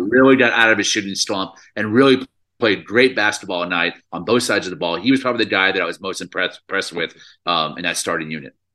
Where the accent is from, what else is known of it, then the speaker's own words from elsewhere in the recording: Dallas, Texas, United States; We're both from Dallas, Texas.